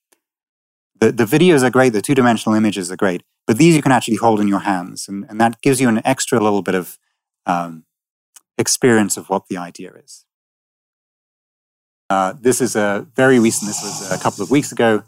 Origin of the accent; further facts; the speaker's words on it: Manchester, North West England, United Kingdom; I grew up in Manchester